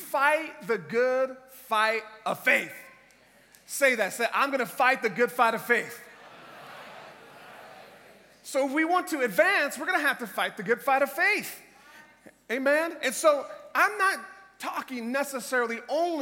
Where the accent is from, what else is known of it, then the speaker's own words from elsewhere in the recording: Tampa, Florida, United States; I am from Tampa, Florida in the United States.